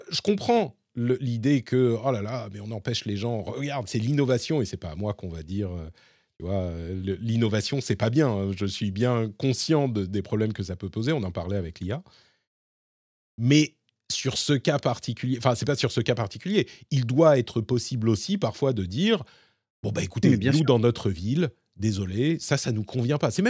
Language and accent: French; Paris, Île-de-France, France; j'ai grandi en tant que Parisien et je sais que l'urbanisme